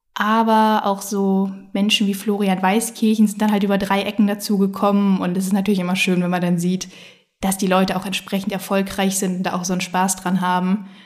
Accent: Bonn, North Rhine-Westphalia, Germany; moved away as an adult; also born or lived in Finland / Cologne; now in Hamburg, Germany; bin gebürtige Bonnerin, habe dort auch eigentlich den Großteil meines Lebens gespielt

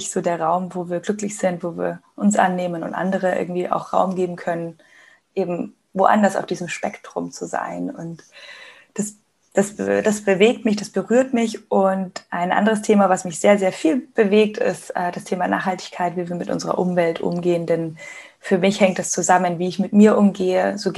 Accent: Munich, Bavaria, Germany; Ich bin gerade in München. Das ist meine Heimat, mein Zuhause, wo ich aufgewachsen bin und auch lebe.

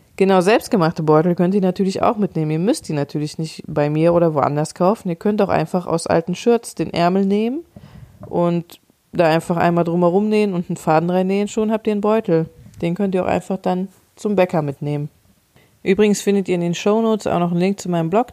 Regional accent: Cologne, North Rhine-Westphalia, Germany; ich komme aus Köln, wir haben hier die Kioskkultur

